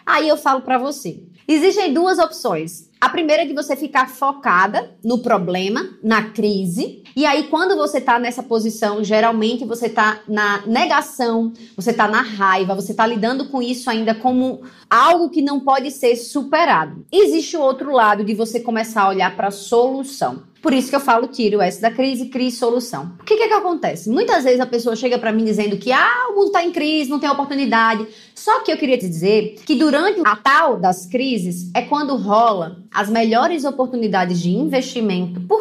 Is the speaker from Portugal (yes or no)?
no; Maceió, Alagoas, Brazil; moved away; minha cidade natal, Maceió